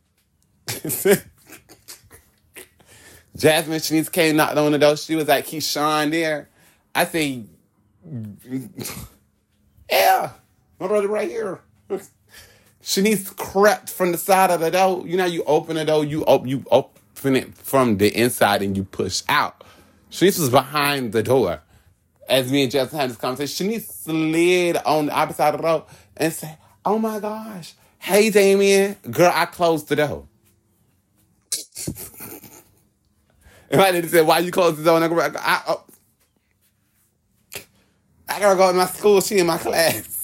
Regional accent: Hollywood, Florida, United States; I'm from Hollywood.

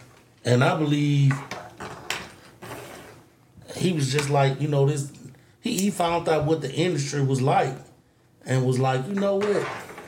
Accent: Mobile, Alabama, United States; moved away; I'm not even from here. I'm from Mobile, Alabama. We are. And when I moved back to Mobile in like 2008

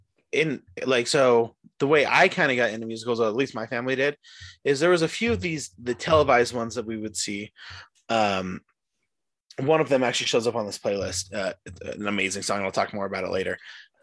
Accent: St. George, Utah, United States; And then we grew up in St. George. It's what it is.

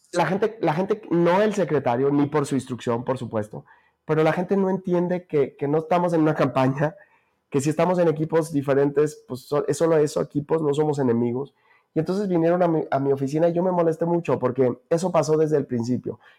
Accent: Jerez, Zacatecas, Mexico; aquí están mis amigos, porque aquí crecí, porque aquí está mi familia, porque aquí está la fiesta de mi pueblo, de Jerez, de Valparaíso.

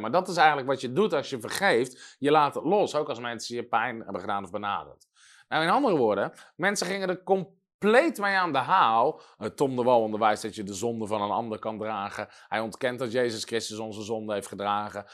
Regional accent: Netherlands; als Nederlander

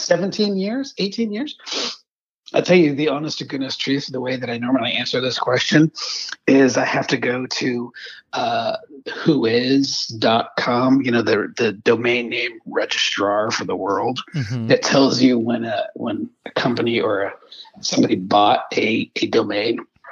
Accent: Charleston, South Carolina, United States; my wife will say we're from Charleston. And I have to remind her, there are several Charlestons at this end of the continent. So you got to tell them South Carolina.

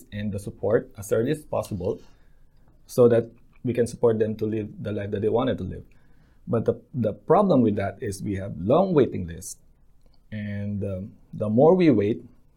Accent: Philippines; moved away as an adult; now in Lower Hutt, New Zealand; Growing up in the Philippines

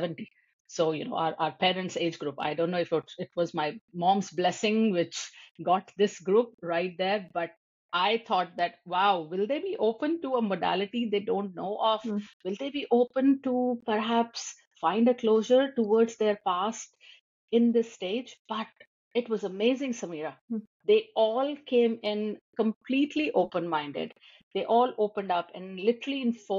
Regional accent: India; moved away as an adult; now in United States; I'm an Indian

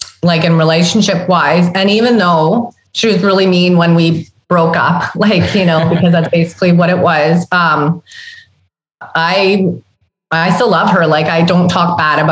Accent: Sudbury, Ontario, Canada; growing up in Sudbury, Ontario, where I grew up

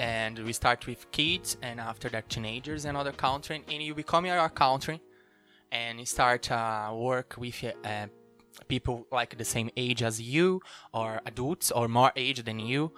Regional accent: Brazil; English is a second language; moved away as an adult; now in Cork, Ireland; my hometown in Brazil

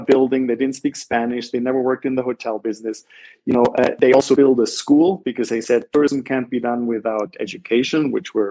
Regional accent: Black Forest, Baden-Württemberg, Germany; moved away as an adult; also born or lived in Ithaca, New York, United States; now in San Jose, Costa Rica; I grew up in Southern Germany. In the Black Forest

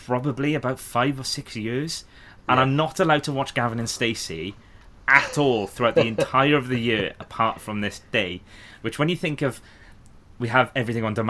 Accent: the Valleys, Wales, United Kingdom; I'm from the Valleys area

